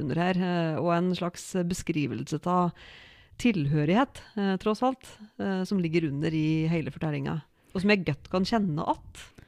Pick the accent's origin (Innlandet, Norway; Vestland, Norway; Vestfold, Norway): Innlandet, Norway; Odalen; jeg er fra Odalen og bor i Odalen